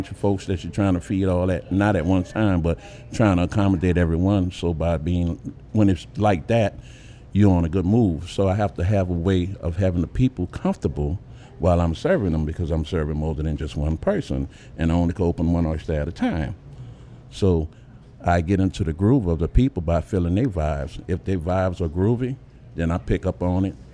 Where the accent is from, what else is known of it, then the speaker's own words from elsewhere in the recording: New Orleans, Louisiana, United States; I'm from Uptown. I live Uptown New Orleans practically all my born days